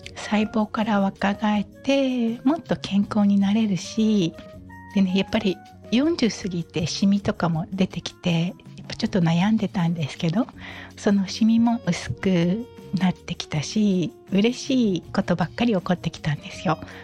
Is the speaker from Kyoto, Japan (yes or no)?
no; Okinawa, Japan; 私は沖縄生まれの沖縄育ちです